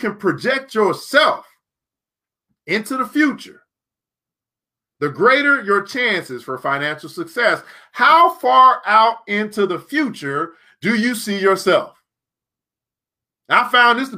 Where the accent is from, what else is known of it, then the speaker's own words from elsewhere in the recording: Illinois, United States; out of Chicago. I believe you're from my home state as well